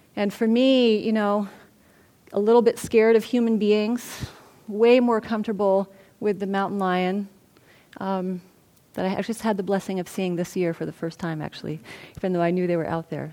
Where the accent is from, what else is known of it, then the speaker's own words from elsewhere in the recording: Santa Barbara, California, United States; also born or lived in Los Angeles, United States; I'm from Santa Barbara, and I'm a white, you know, woman, and I actually grew up in a relatively comfortable um, way in Santa Barbara